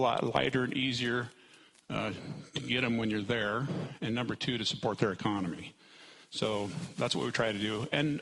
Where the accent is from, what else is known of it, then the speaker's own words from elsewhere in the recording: New Sharon, Iowa, United States; I'm from New Sharon, Iowa.